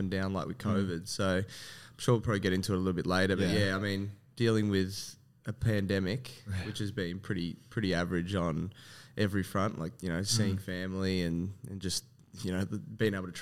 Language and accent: English; Melbourne, Victoria, Australia; also born or lived in Werribee / Newport; So I have always been Western Suburbs. So early on, I actually grew up in Werribee early on, and then probably when I was 11, moved to Newport, and then from 11 until 25, I was kind of Newport, Altona North, Yarraville.